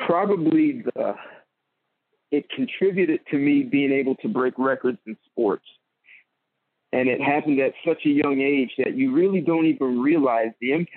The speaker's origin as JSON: {"language": "English", "town": "Marlboro", "region": "New Jersey", "country": "United States", "tie": "born or raised there", "said": "I'm a Jersey boy, so I lived in a town called Marlboro, New Jersey"}